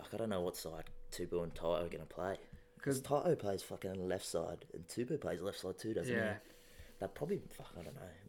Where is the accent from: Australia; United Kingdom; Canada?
Australia; I'm fucking Australian.